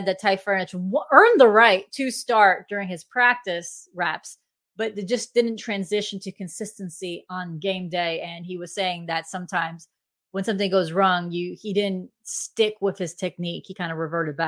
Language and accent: English; Florida, United States; as a Floridian